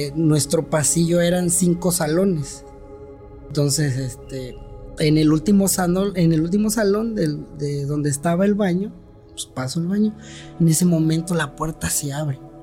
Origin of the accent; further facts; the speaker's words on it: Tuxtepec, Oaxaca, Mexico; also born or lived in Guadalajara; he vivido toda mi vida aquí en Tustepec